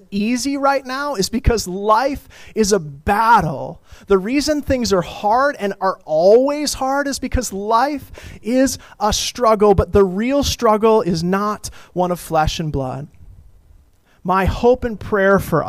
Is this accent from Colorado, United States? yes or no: yes; Colorado, United States; I grew up in Colorado